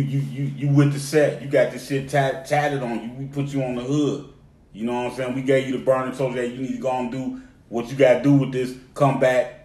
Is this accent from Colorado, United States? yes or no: no; Cleveland, Ohio, United States; now in Atlanta, United States; I rep ATL, but I'm from Cleveland. I rep Cleveland. That's where I'm from, born and raised.